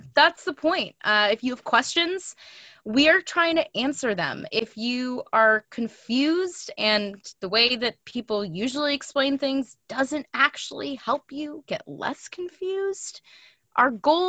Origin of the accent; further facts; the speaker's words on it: New York City, New York, United States; moved away as an adult; also born or lived in Montreal; now in Toronto, Canada; I am also not a native Torontonian. I'm from New York City, but I've been in Toronto for almost 6 years.